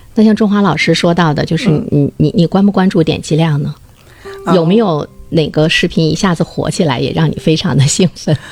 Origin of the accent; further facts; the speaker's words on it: Dalian, Liaoning, China; 我们大连这座城市， 非常洋气， 非常漂亮